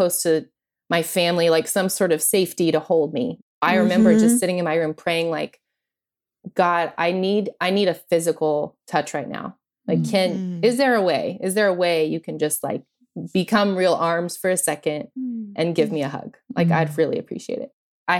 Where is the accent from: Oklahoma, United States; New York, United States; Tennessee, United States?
Oklahoma, United States; born there; also born or lived in New Mexico / Missouri; And so I was born in Oklahoma and we moved back and forth from Oklahoma to New Mexico multiple times. And then we ended up in Missouri, in this very small conservative town in Missouri.